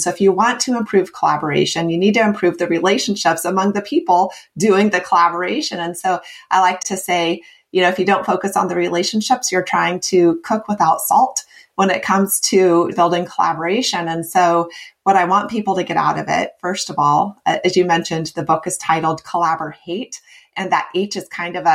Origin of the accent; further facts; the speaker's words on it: Midwest, United States; moved away as an adult; also born or lived in West Coast, United States / East Coast, United States; now in US East Coast; I grew up in the Midwest and spent 14 years on the West Coast. And I've been out here on the East Coast for 5 years